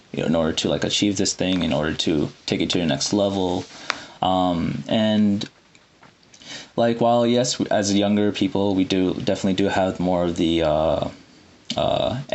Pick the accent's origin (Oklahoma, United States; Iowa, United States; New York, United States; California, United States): Iowa, United States; Iowa City; moved away as an adult; also born or lived in Saudi Arabia / Sudan / Chicago; now in Massachusetts, United States; I'm a Sudani from Iowa City, and we have a large Sudani community there, unbeknownst to a lot of people, most people. And, you know, I've growing up in that community